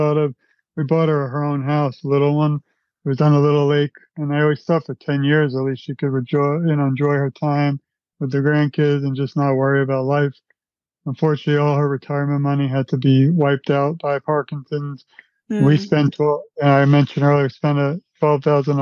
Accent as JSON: {"language": "English", "town": "New York City", "region": "New York", "country": "United States", "said": "I'm from Brooklyn, New York. My mother used to bring me to Broadway when I was a child"}